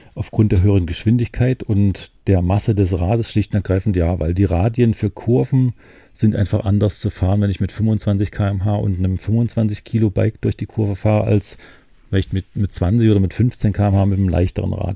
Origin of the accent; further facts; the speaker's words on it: Thuringia, Germany; now in Mecklenburg-Vorpommern, Germany; ich als Thüringer